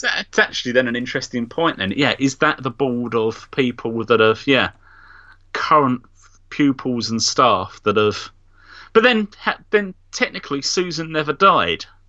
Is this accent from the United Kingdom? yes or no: no; Nigeria; I'm actually Nigerian